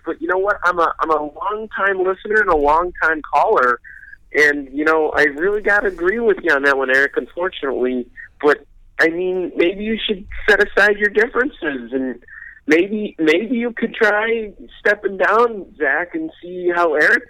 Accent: North Bank, New York, United States; I'm from North Bank, New York.

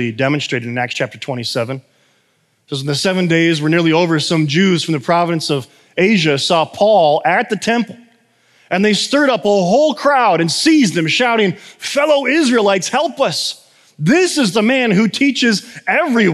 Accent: United States; I'm American

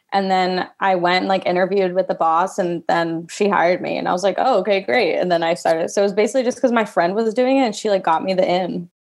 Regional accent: Fayetteville, Georgia, United States; I grew up uh, in a suburb south of Atlanta. It's okay. Fayetteville, Georgia

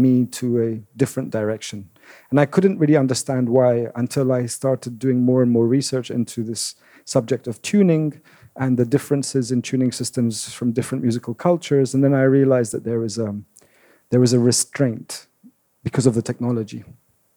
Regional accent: London, United Kingdom; also born or lived in Damascus, Syria; I was born in Damascus. We moved to London when I was 9.

